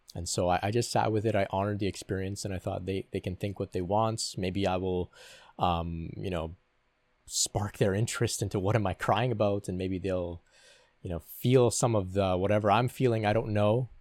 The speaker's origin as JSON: {"language": "English", "country": "Canada", "said": "I'm from Canada"}